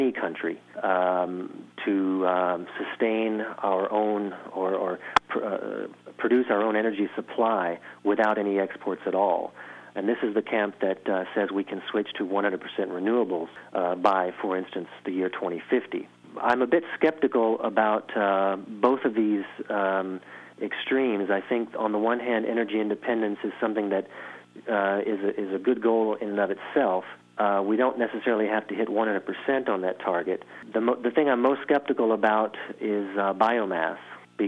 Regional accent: New Orleans, Louisiana, United States; moved away as an adult; now in Germany; I'm from New Orleans

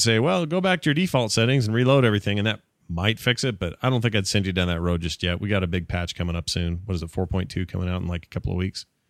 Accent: Sandy, Utah, United States; That's where I grew up, too

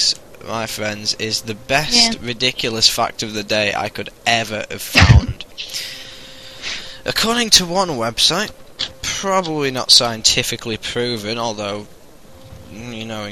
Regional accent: United Kingdom

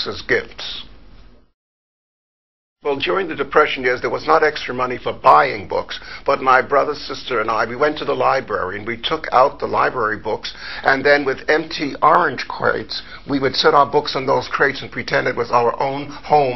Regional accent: New York City, New York, United States; also born or lived in Harlem; I grew up in New York City, born in Harlem, raised in the Bronx

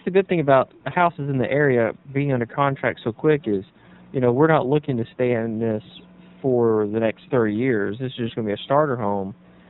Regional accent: Gardendale, Alabama, United States; my hometown paper where I grew up, which is here in Gardendale.

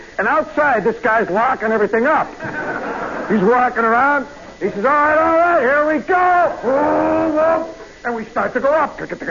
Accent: Chicago, Illinois, United States; And she says, where are you from? I'm from Chicago.

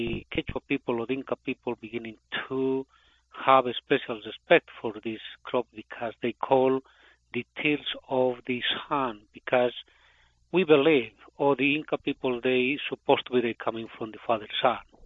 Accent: Cochabamba, Bolivia; English is a second language; moved away as an adult; now in United States; I am from Bolivia. It's my town where I born. It's Cochabamba.

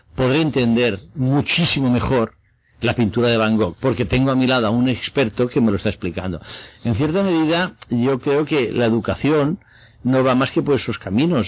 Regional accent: Spain; como espectador español

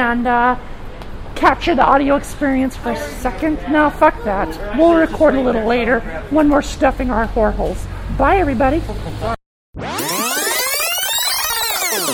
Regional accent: United States; I'm just an American.

